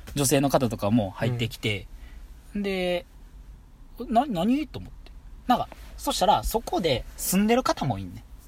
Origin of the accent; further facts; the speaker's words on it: Kansai, Japan; 俺ら関西2人